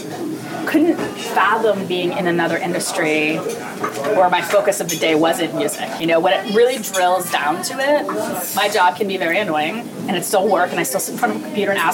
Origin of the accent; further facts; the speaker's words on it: Philadelphia, Pennsylvania, United States; moved away as an adult; also born or lived in New York; I'm trying to reestablish my business here in Philadelphia